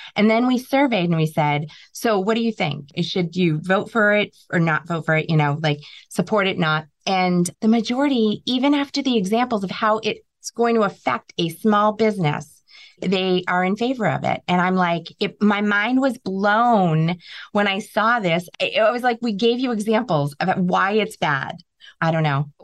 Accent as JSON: {"language": "English", "region": "New England", "country": "United States", "said": "we're from New England. We're very resilient."}